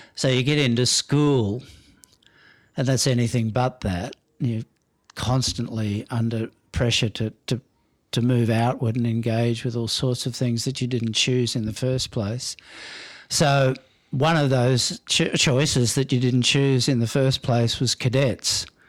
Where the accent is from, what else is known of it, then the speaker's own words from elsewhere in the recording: Melbourne, Victoria, Australia; I was born in Middle Brighton in Melbourne